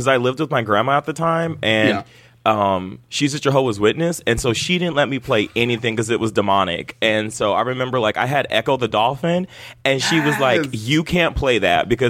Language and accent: English; Los Angeles, California, United States; I'm from the Valley in Los Angeles, so I say like a lot.